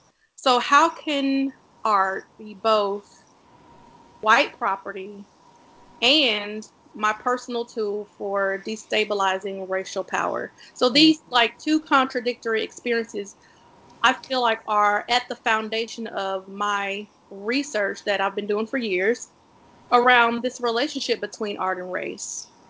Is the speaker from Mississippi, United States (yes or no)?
yes; Starkville, Mississippi, United States; moved away as an adult; also born or lived in Pennsylvania; I'm from Starkville, Mississippi, a place with no art museums at all, but a lot of racists.